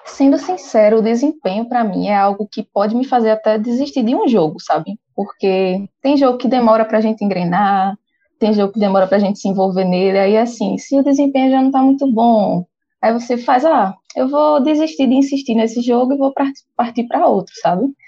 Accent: Pernambuco, Brazil; eu moro em Recife, sou de Pernambuco

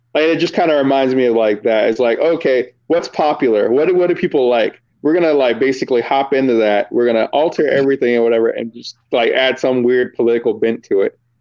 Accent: Virginia, United States; moved away; I was from Virginia

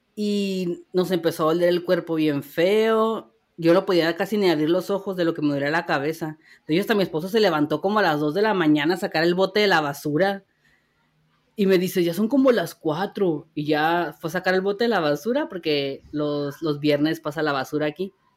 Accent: Mexico; como buenos mexicanos que somos

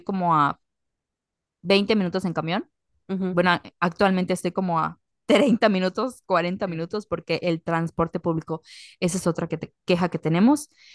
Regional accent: Yucatán, Mexico; accent: Yucatecan; tenemos un acento como que súper marcado, que como que típico de nosotros

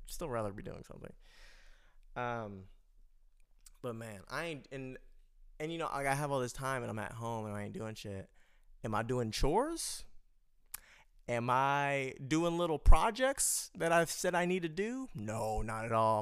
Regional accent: United States; I'm American, we in America

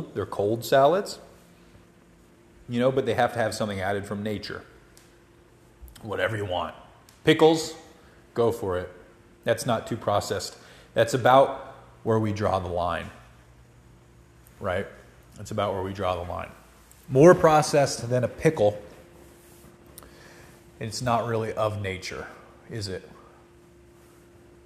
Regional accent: Georgia, United States; moved away as an adult; now in Colorado, United States; growing up in Georgia

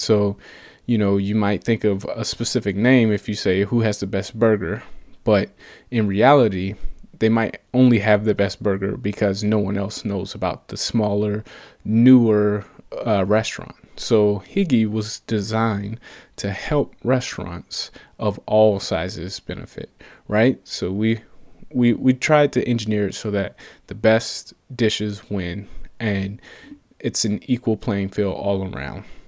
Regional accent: Atlanta, Georgia, United States; moved away as an adult; now in Portland, United States; I'm originally from Atlanta, Georgia, and I moved all the way out to Portland, Oregon for work

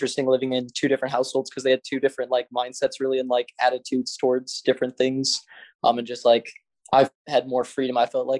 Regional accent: Lincoln, Nebraska, United States; I currently live in Lincoln and I've lived here all my life as well

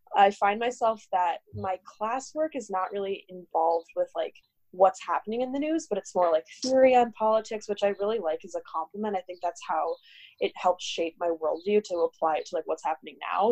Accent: Minnesota, United States; moved away as an adult; also born or lived in New York City; I'm from Minnesota originally

